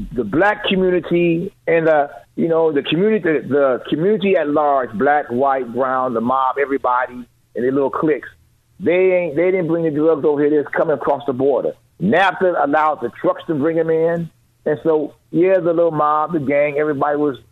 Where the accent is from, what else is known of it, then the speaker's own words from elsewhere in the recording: Chicago, Illinois, United States; I'm from Chicago